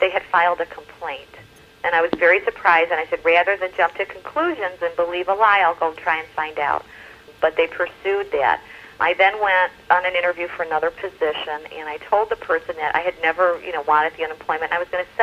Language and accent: English; Chicago, Illinois, United States; I'm from Chicago